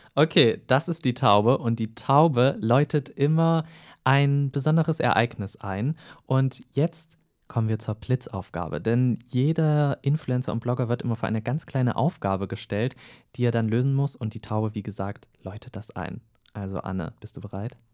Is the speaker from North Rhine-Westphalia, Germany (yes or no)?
no; Eisenach, Thuringia, Germany; ich komme ja aus Eisenach, auch aus Thüringen